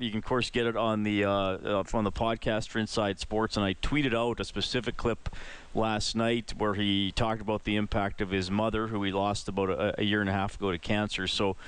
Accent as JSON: {"language": "English", "region": "Western Canada", "country": "Canada", "said": "As Western Canadian kids, we're not used to it."}